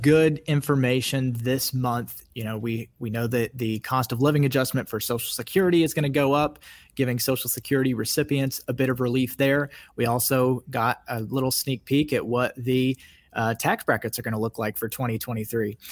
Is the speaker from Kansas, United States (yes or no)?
yes; Kansas, United States; I grew up in Kansas